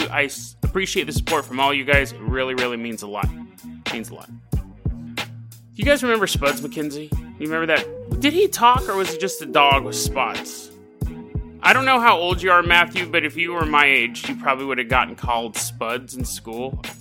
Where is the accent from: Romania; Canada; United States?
Canada; hey, oi, matey, I'm from Canada.